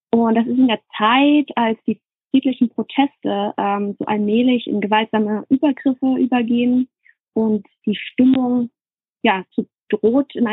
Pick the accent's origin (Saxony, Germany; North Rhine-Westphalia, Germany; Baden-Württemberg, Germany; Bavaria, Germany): Saxony, Germany; now in United States; Ich schreibe allerdings unter dem Namen … und ich komme ursprünglich aus der Nähe von Leipzig lebe aber momentan in den USA